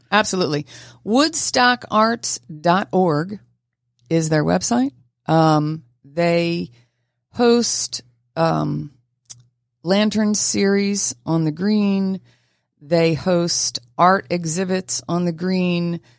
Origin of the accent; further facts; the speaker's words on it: Philadelphia area, Pennsylvania, United States; we grew up in the Philadelphia area